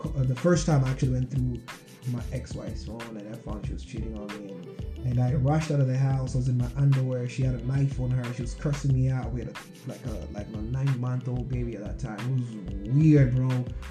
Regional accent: Nairobi, Kenya; moved away as an adult; also born or lived in Wichita, Kansas; now in Seattle, United States; I was in Nairobi, Kenya. I was raised right in Langata, where my home was bordered by a little fence by the biggest like animal reserve in the world.

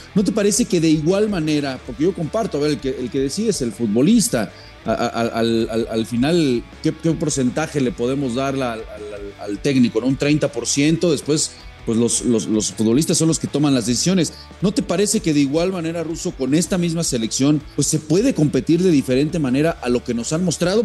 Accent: Mexico

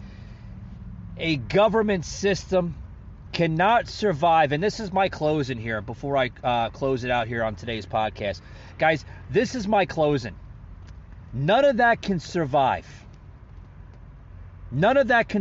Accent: United States; as Americans, as citizens of the United States of America

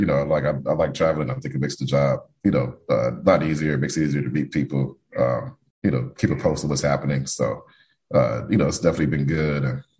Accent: Detroit, Michigan, United States; So and I'm born and raised in Detroit, so it was great to be able to go back home.

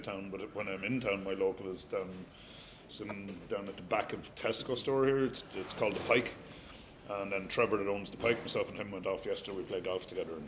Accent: Wexford, Leinster, Ireland

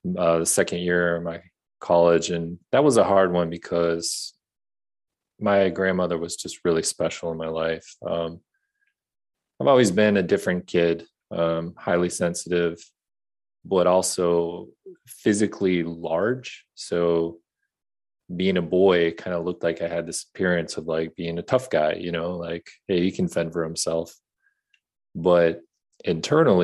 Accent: Bloomington, Minnesota, United States; I grew up in Bloomington, Minnesota, just south of Minneapolis

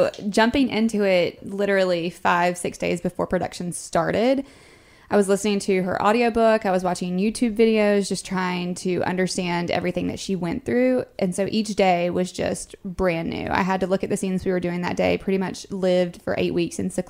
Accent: North Carolina, United States; moved away as an adult; now in Atlanta, United States; I'm from North Carolina originally. I've been living in Atlanta for the last 6-7 months

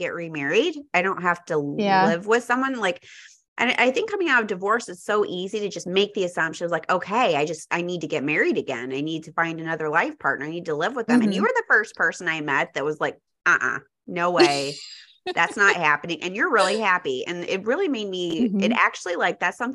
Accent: Texas, United States; now in Chicago, United States; when I was growing up in Texas

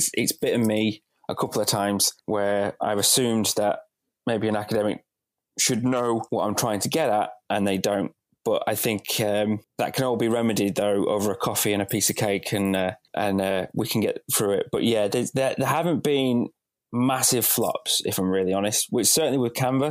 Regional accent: Bradford, Yorkshire and the Humber, United Kingdom; moved away; also born or lived in Wolverhampton; I'm originally from Bradford, from up north

